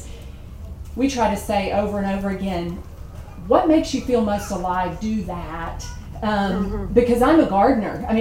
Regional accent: the South, United States; I'm from the South

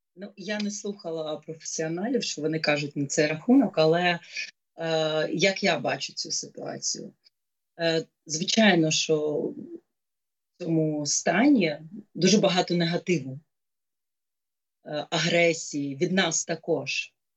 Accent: Kyiv, Ukraine; моє місто, мій рідний Київ

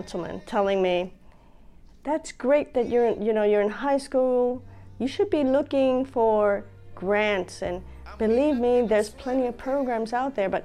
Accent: Puerto Rico; also born or lived in Bronx, New York City, United States; now in Pennsylvania, United States; My parents got divorced and we moved to Puerto Rico, and I spent many years growing up in Puerto Rico.

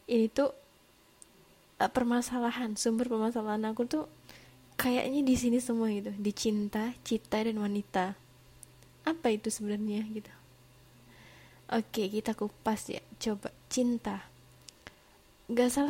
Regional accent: Java, Indonesia; bukan anak jaksel jadi nggak ah, nggak keseringan ngomong lo gue gitu. Seringnya sih cuma aku gitu. Aku dari Jawa.

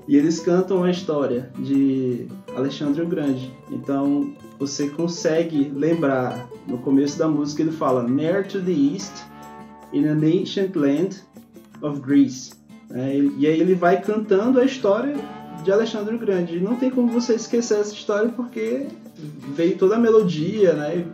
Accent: Brazil; a gente, como brasileiro

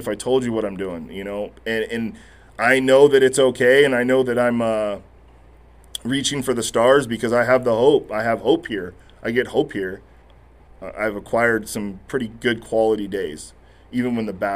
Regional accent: Corona, California, United States; I'm that kid from Corona

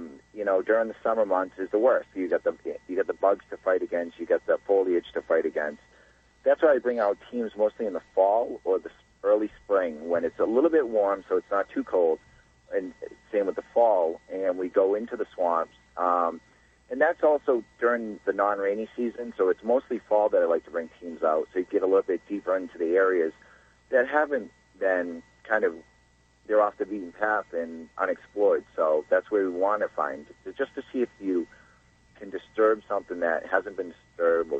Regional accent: Massachusetts, United States; I grew up right outside of the Bridgewater Triangle.

